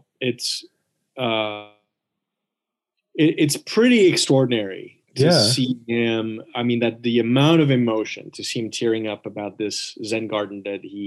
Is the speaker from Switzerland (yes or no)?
yes; Switzerland; growing up in Switzerland